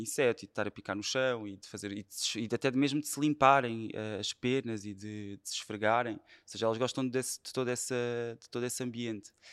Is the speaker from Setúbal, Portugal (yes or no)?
yes; Setúbal, Portugal; sou de Setúbal e fui praticamente claro. educado a comer peixe